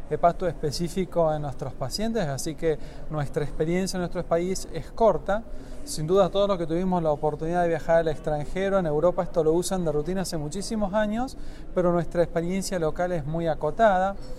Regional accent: Tucumán, Argentina; mi provincia, de la provincia de Tucumán

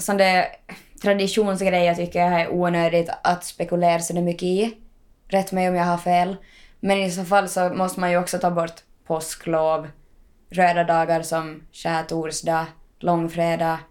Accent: Ostrobothnia, Finland; now in Helsinki, Finland; jag var där hemma i Österbotten

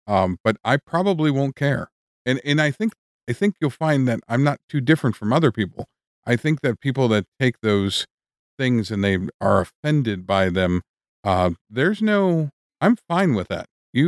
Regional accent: Wisconsin, United States; I wouldn't hang out with Dahmer. Like, there's nothing we're both from Wisconsin.

